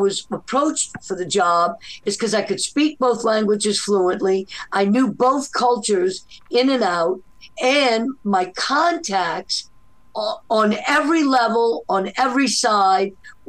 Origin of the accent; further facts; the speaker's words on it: New Orleans, Louisiana, United States; also born or lived in Nicaragua; Well, I'm half from New Orleans and half from Nicaragua.